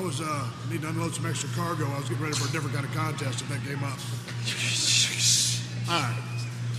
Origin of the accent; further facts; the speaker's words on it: Texas, United States; we're basically in my home state of Texas, right here in Houston.